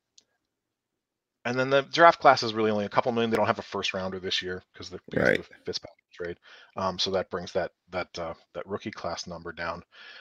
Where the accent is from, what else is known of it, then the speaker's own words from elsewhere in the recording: Pittsburgh, Pennsylvania, United States; I'm born and raised in Pittsburgh. I'm right outside Pittsburgh right now